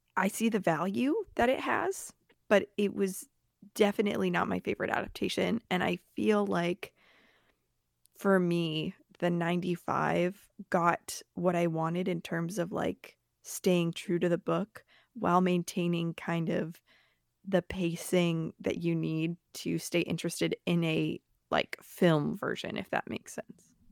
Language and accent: English; the South, United States; I grew up in the South